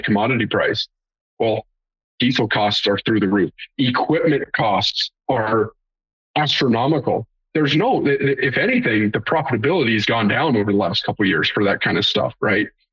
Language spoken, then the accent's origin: English; Great Plains, United States; I'm from the Great Plains